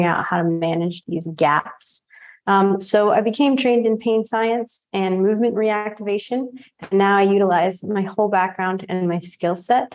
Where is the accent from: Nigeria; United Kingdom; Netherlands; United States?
United States; Sanford, Maine; also born or lived in Bogota, Colombia; I was adopted from Bogota, Colombia, and I grew up in Sanford, Maine, which is southern Maine